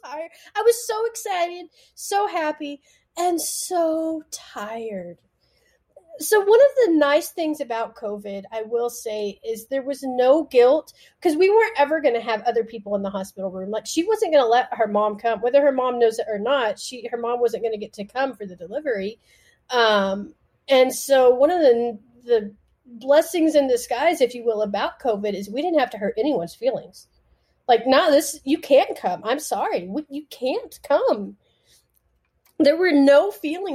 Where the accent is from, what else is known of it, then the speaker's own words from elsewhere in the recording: West Texas, United States; I grew up in West Texas where it's even like smaller minded